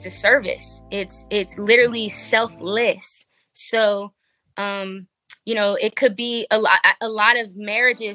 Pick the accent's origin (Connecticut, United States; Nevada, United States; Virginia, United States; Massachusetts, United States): Nevada, United States; Las Vegas; I'm from Vegas. So, yeah. West Coast all the way